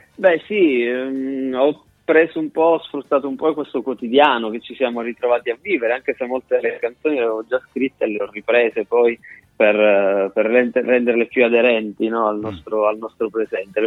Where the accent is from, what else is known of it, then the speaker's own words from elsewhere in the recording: Calabria, Italy; moved away as an adult; now in Bologna, Italy; Sono nato e cresciuto in Calabria